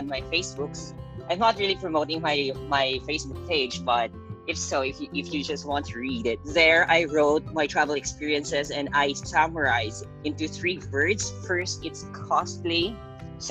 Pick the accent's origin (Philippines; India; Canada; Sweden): Philippines; moved away as an adult; I came from the Philippines